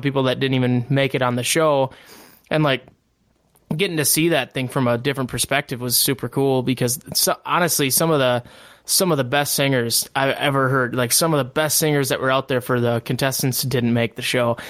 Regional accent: Barron, Wisconsin, United States; I grew up in Barron, Wisconsin, and all of our families here

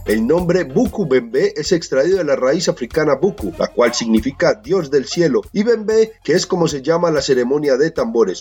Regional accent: Colombia; nuestras raíces como colombianos

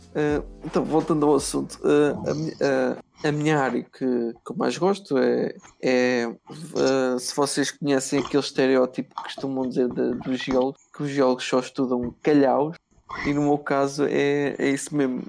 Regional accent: Valado dos Frades, Centro, Portugal; tenho 23 anos, venho de Valados Frados ao pé de Nazaré.

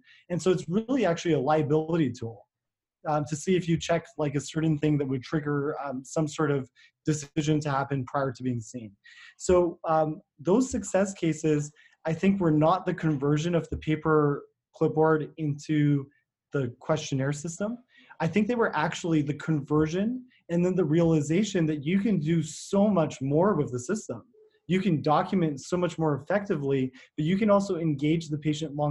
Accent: Canada; as Canadian physicians

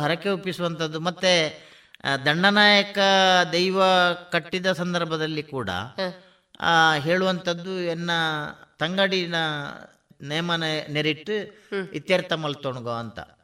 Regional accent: Balnad, Karnataka, India; ನಾನು ಬಲ್ನಾಡ್ನವನು

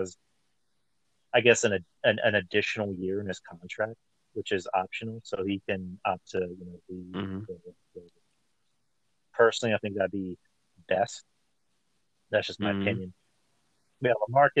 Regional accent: San Antonio, Texas, United States; I'm from San Antonio

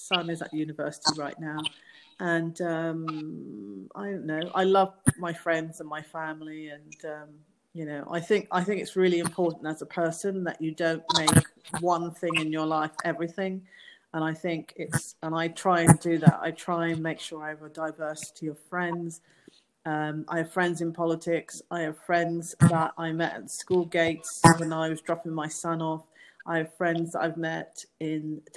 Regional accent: London, United Kingdom; moved away as an adult; also born or lived in New York / Plymouth; I was born in London, in Southeast London, to Jamaican parents

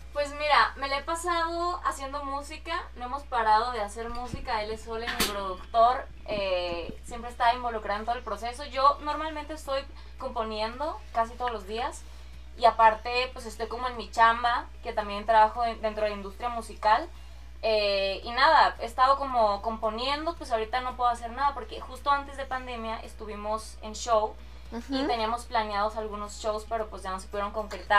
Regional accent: Ciudad Obregón, Sonora, Mexico; moved away as an adult; now in Mexico City, Mexico; soy de Obregón, Sonora, orgullosamente sonorense

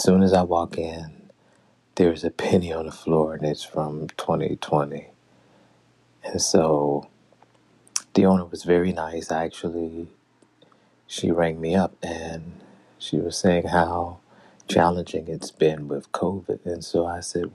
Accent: Cleveland, Ohio, United States; also born or lived in Atlanta, Georgia; now in Washington, D.C., United States; I'm from Cleveland, Ohio, spent 13 years in Atlanta, Georgia

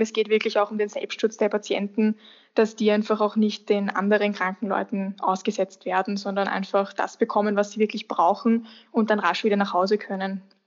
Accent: Austria; bei uns in Österreich

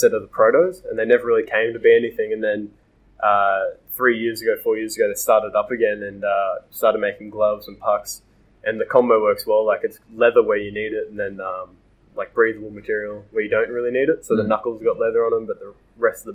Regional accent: Australia; being Australian

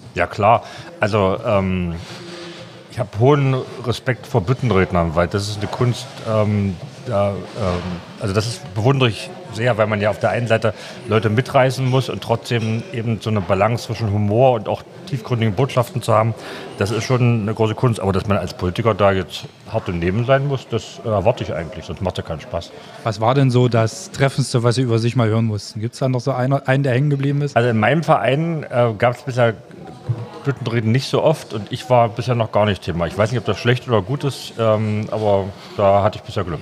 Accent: Magdeburg, Saxony-Anhalt, Germany; Ich bin ja aus Magdeburg ursprünglich mal aufgewachsen

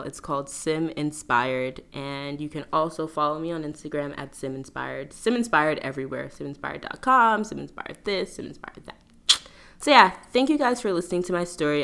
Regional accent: New York, United States; I'm originally from New York

